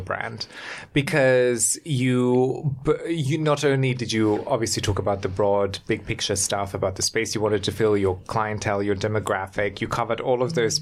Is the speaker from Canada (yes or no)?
no; Germany; moved away; I grew up in Germany